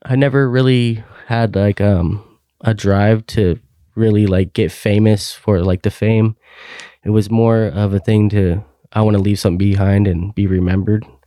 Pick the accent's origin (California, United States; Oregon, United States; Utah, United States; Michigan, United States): Oregon, United States; Klamath Falls; moved away as an adult; now in Hillsboro, United States; in Klamath Falls, Oregon. That's my hometown